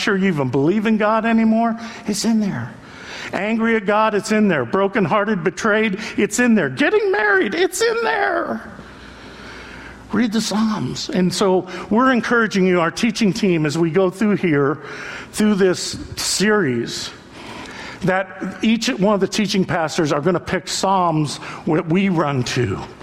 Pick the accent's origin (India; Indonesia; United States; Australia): United States; Youngstown, Ohio; I grew up in Youngstown